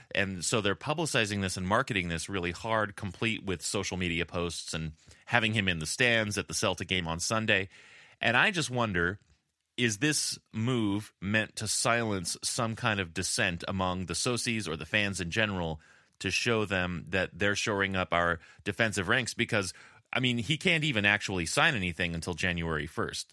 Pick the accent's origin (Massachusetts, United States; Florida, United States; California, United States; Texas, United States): California, United States; accent: California; I've really been working on my my Spanish accent uh, without sacrificing my California accent